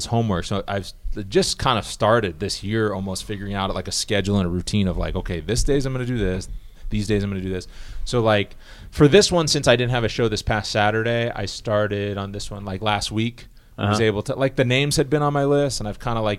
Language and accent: English; Massachusetts, United States; I'm from Massachusetts